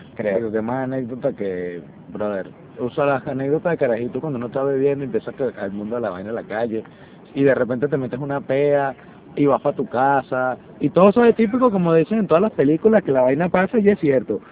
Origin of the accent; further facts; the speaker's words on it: Venezuela; also born or lived in Cumaná / Margarita; now in Lima, Peru; como todo venezolano